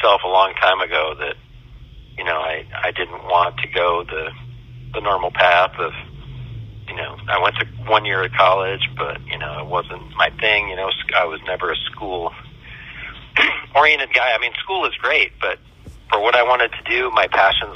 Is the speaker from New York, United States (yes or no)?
yes; upstate New York, United States; moved away as an adult; also born or lived in Los Angeles, California; now in Orlando, United States; I am originally from upstate New York, up near Canada